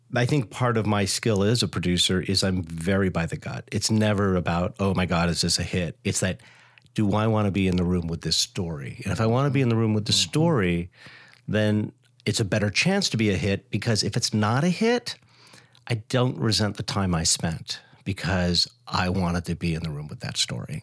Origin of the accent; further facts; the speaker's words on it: Hawaii, United States; moved away; I grew up in Hawaii where my intro to Broadway was records